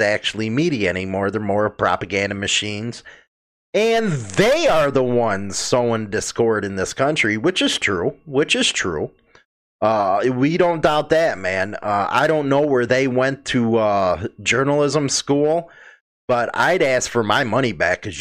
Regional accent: United States; as an American

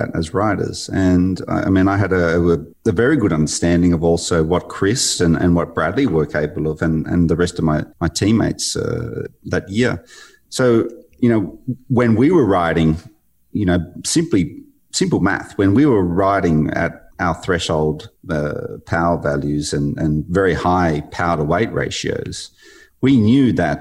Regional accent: Australia; born or raised there

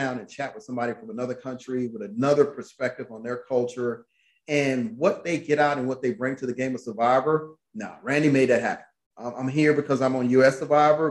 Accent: Atlanta, Georgia, United States; moved away; I'm from Atlanta

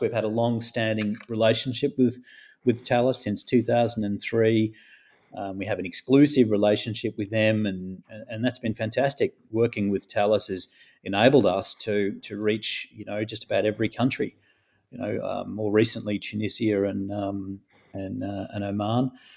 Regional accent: Melbourne, Victoria, Australia; moved away as an adult; also born or lived in London; I was from Melbourne

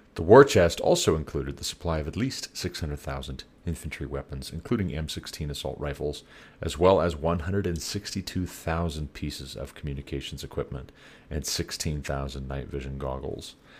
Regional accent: United States; you and I, as American taxpayers

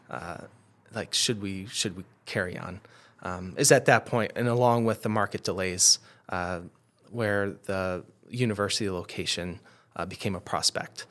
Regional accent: Adirondacks, New York, United States; I grew up in the Adirondacks

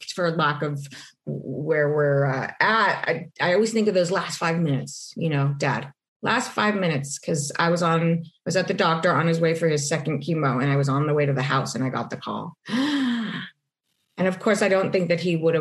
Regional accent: Los Angeles, California, United States; born or raised there; also born or lived in New York

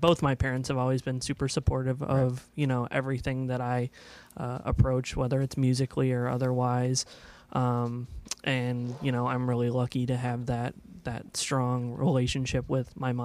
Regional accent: Aurora, Illinois, United States; also born or lived in Oswego, Illinois; I'm actually from Aurora, born and raised

